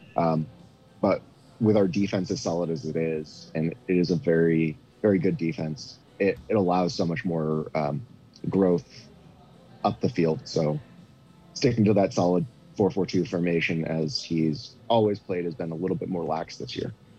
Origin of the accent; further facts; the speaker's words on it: New England, United States; now in Omaha, United States; I grew up in New England